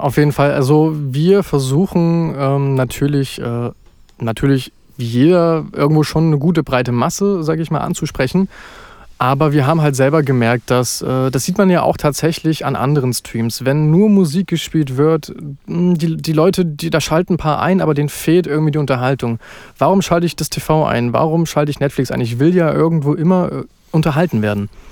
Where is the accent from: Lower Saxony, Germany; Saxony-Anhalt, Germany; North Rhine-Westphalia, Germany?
Saxony-Anhalt, Germany; Halle; also born or lived in Berlin; Komme aus Halle eigentlich, bin aber unter der Woche immer in Berlin arbeiten